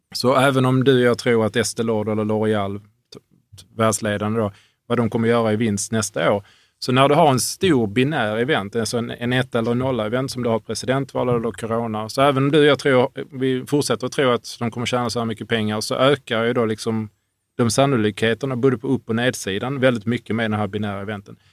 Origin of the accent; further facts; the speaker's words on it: Hörby, Skåne, Sweden; i Hörby där jag växte upp.